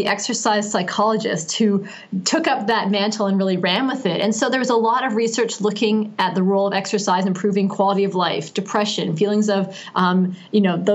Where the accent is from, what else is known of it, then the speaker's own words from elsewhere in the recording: Canada; I'm Canadian and I grew up in Canada